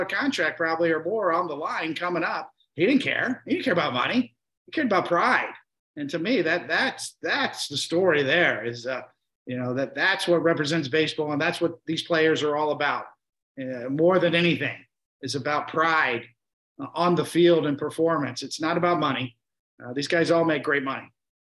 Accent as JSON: {"language": "English", "country": "United States", "tie": "born or raised there", "said": "growing up in America"}